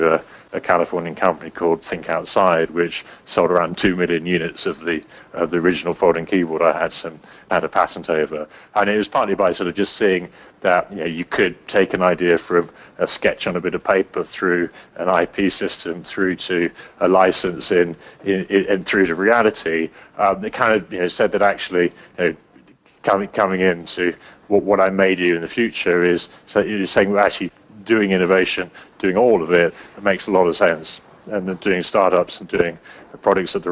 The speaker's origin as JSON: {"language": "English", "region": "England", "country": "United Kingdom", "also_born_or_lived": "New York", "said": "an English guy in New York"}